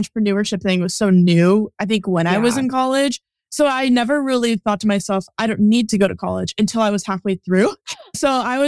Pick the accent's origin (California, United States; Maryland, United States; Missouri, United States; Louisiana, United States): California, United States; Northern; now in San Diego, United States; I am a photographer based in San Diego, but I was born and raised in Northern California